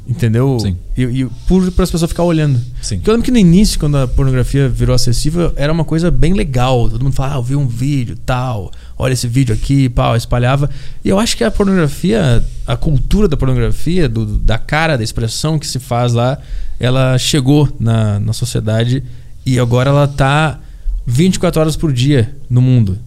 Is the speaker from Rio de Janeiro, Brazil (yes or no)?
no; Porto Alegre, Rio Grande do Sul, Brazil; moved away; eu fui para Porto Alegre pra minha terra natal agora no ano novo